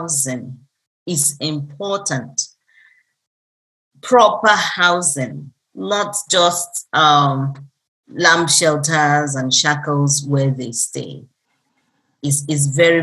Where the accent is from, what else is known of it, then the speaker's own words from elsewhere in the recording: Nigeria; I'm an African, I'm a Nigerian, and proudly so